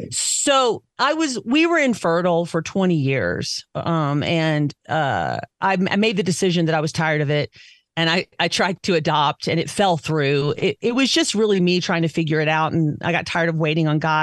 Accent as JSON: {"language": "English", "region": "the South", "country": "United States", "said": "I'm just a Southerner who could adapt to Midwest pretty easily, who could adapt most everywhere. I didn't feel like I was from Jersey."}